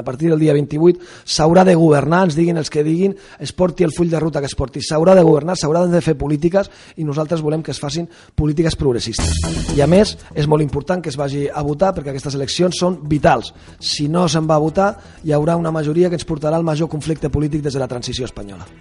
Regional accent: Tarragona, Catalonia, Spain; jo vaig néixer a Tarragona

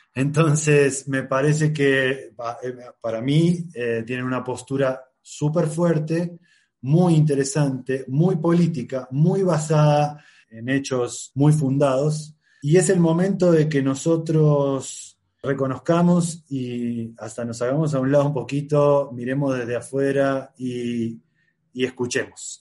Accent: Rosario, Santa Fe, Argentina; soy de Rosario, Argentina

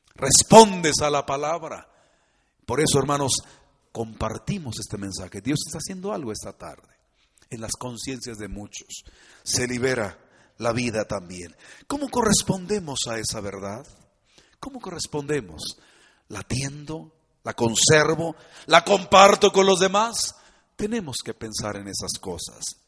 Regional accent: Mexico; somos muy mexicanos

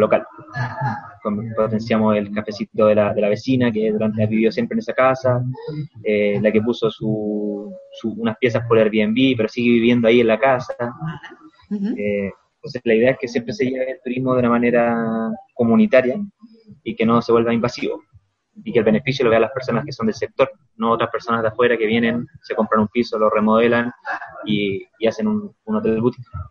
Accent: Rancagua, O'Higgins, Chile; moved away as an adult; now in Valparaíso, Chile; yo de, procedencia soy de Rancagua, ya una ciudad que está una hora al sur de Santiago

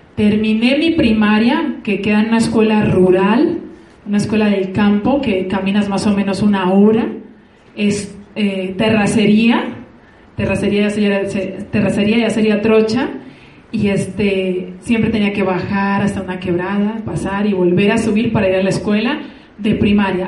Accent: San Pedro de los Milagros, Antioquia, Colombia; now in Mexico; soy originaria de un corregimiento del campo, eh, se llama una vereda, no sé cómo se llama aquí, vereda Espíritu

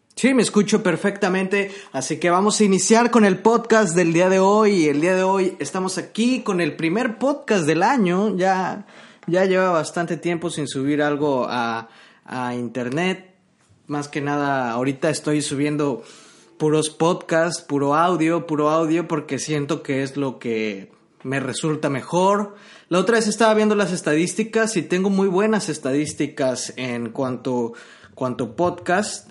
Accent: Mexico; yo que soy mexicano, hablo español

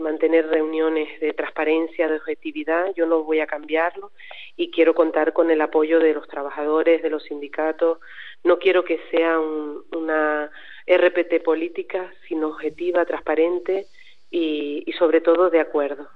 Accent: Aridane Valley, La Palma, Canary Islands, Spain; yo soy del Valle

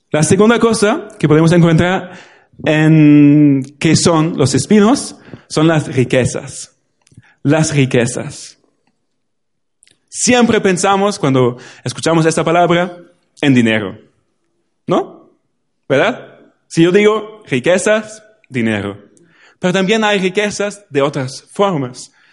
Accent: Germany; Spanish is a second language; now in Spain; En Alemania ahora mismo, en mi pueblo

